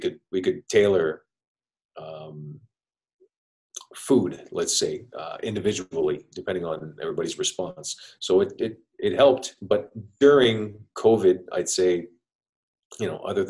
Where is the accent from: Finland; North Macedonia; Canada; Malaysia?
Canada; Montreal, Quebec; now in Tampa, United States; I'm from Montreal, Canada